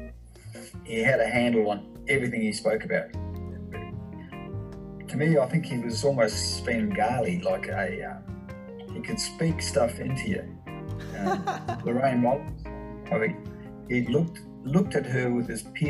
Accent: Auckland, New Zealand; also born or lived in Kenya / Swan Hill, Australia; now in Bendigo, Australia; growing up where I did in Ōaraka in Auckland in New Zealand

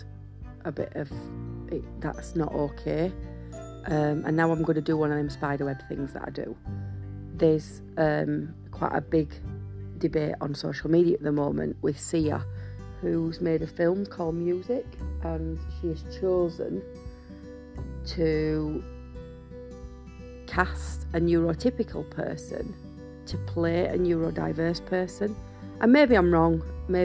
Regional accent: United Kingdom; we're white British

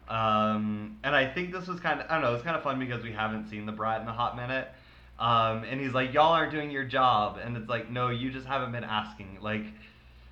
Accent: Texas, United States; we grew up in Texas

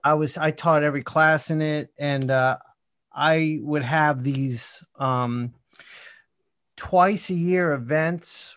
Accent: Columbia, Maryland, United States; also born or lived in North Jersey / Queens, New York / Washington, D.C.; now in Atlanta, United States; eventually settled in the suburbs outside of Washington in Columbia, Maryland, and that's where I spent most of my childhood

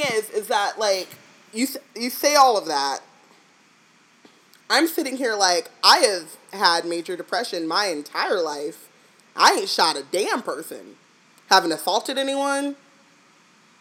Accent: United States; we're American

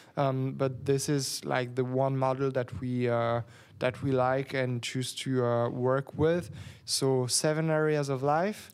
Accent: Geneva, Switzerland; English is a second language; now in Berlin, Germany; I'm from Geneva. I was born in a small village of nine hundred, um, people.

